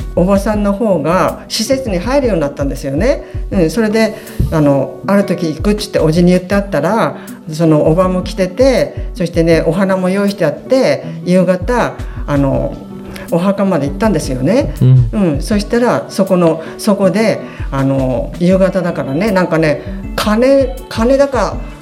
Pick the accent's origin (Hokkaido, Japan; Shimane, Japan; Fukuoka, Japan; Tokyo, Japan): Hokkaido, Japan; Memuro; 目室町平和ってど田舎です